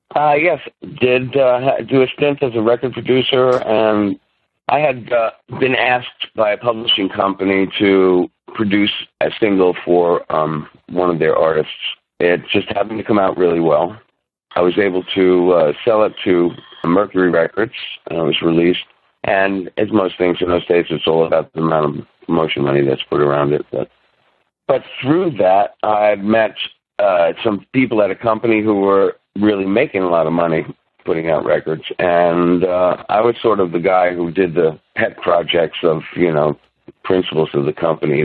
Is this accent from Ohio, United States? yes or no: no; Huntington, New York, United States; I was born on Long Island, on the North Shore of Long Island, uh, in a town called Huntington